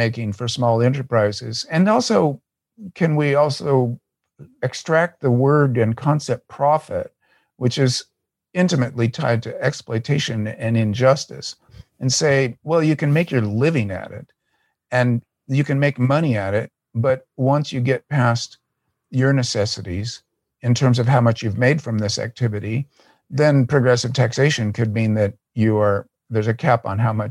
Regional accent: United States; As an American leftist

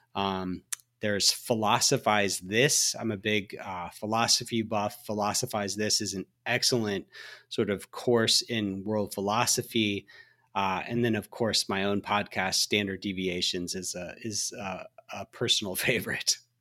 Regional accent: Alabama, United States; I drove by the hospital, uh, in my hometown. I'm from Alabama

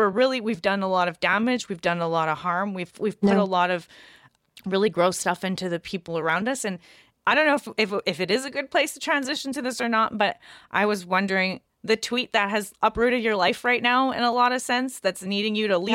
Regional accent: Canada; in Canada, I'm from Canada. I live in Canada

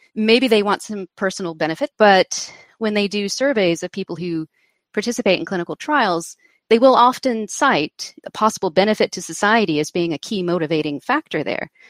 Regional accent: United States; I'm American

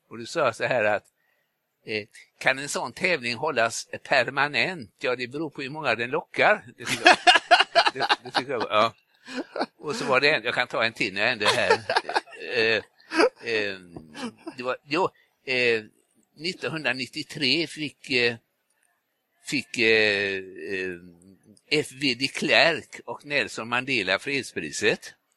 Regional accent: Gothenburg, Västra Götaland, Sweden

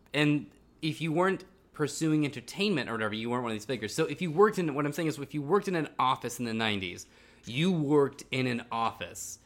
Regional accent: Silicon Valley, California, United States; when I was a kid growing up in Silicon Valley

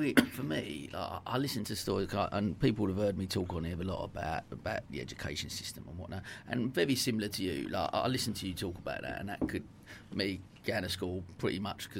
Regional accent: Dagenham, London, United Kingdom; I grew up in Dagenham, so it's similar type of thing, that type of culture.

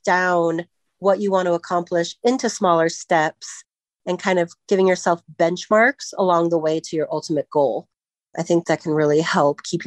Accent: Centennial, Colorado, United States; I grew up in Centennial, went to Smoky Hill High School

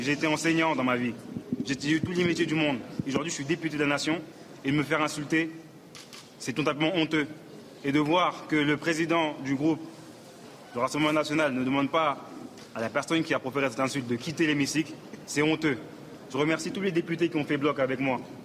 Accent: France; Je suis né en France, je suis député français

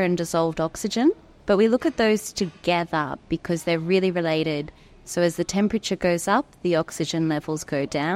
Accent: Australia; growing up in Australia

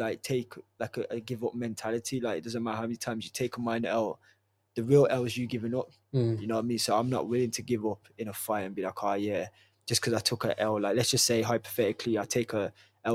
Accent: Wolverhampton, West Midlands, United Kingdom; I'm from Wolverhampton. I support my own city. You know what I mean? This is where I'm from.

